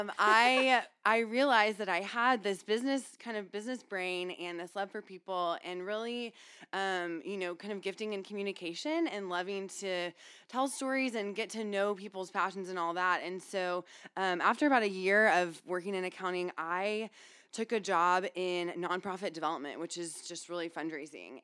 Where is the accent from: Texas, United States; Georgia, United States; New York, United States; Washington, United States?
Texas, United States; College Station; also born or lived in Houston, Texas / California; now in Austin, United States; I was born in Houston and grew up in College Station.